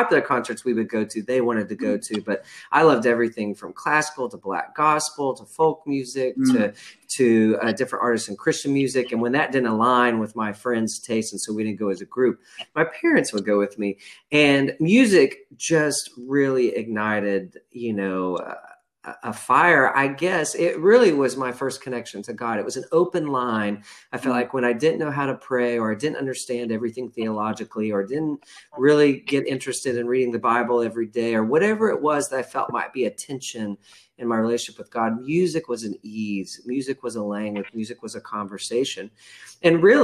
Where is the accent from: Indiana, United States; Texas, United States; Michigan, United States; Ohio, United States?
Texas, United States; rural Texas west of Fort Worth, United States; we grew up in Texas in a pretty rural portion of Texas west of Fort Worth